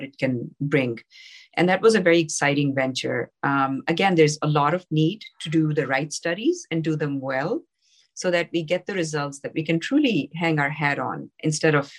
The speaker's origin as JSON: {"language": "English", "country": "Pakistan", "tie": "born or raised there", "moved": "yes", "said": "I grew up in Pakistan."}